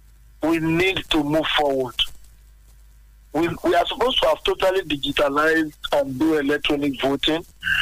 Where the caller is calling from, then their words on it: Abeokuta, Ogun State, Nigeria; I'm calling from Abeokuta.